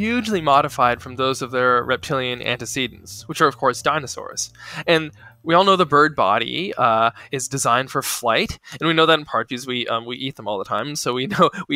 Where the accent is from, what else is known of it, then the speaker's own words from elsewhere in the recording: Ohio and Kansas, Midwest, United States; moved away as an adult; now in New Haven, United States; I grew up in Ohio and in Kansas